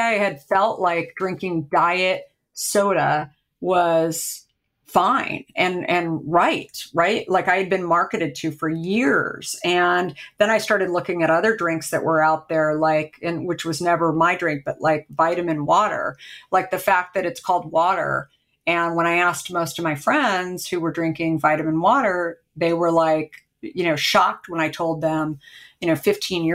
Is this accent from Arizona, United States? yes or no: yes; Arizona, United States; now in Marin County, United States; I grew up in Arizona.